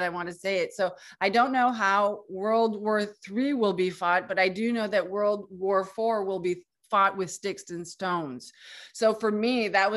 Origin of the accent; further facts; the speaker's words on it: Canada; also born or lived in Quebec; I'm from Canada and I live in Quebec